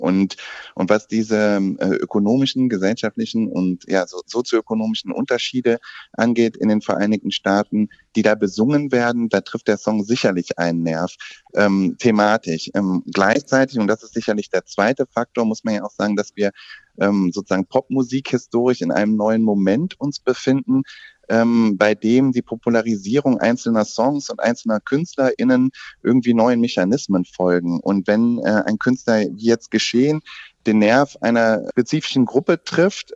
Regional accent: Germany; also auch bei uns in Deutschland

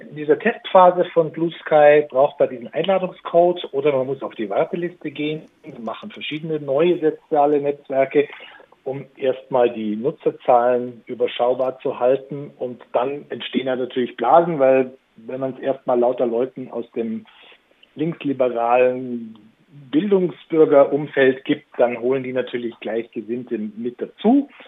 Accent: Southern Germany, Germany; Und es war natürlich dann uns äh, als Süddeutsche gegenüber extrem gehässig und feindselig.

